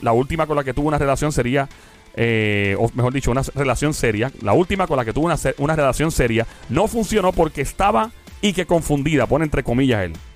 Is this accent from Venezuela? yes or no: no; Puerto Rico; cómo somos los boricuas, los latinos en general